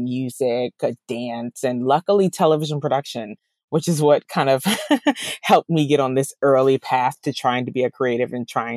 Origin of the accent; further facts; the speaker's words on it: DC, DC, Maryland and Virginia, United States; also born or lived in England; I grew up in the DMV area, which is what I like to say, DC, Maryland, and Virginia. So I spent my formative years there.